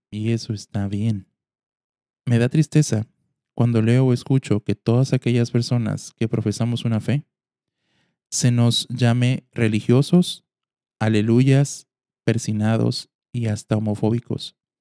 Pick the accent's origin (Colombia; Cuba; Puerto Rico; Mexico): Mexico; Como mexicanos